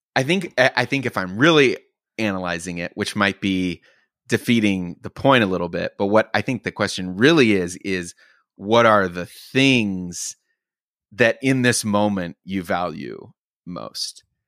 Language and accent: English; Oklahoma, United States; I grew up in Oklahoma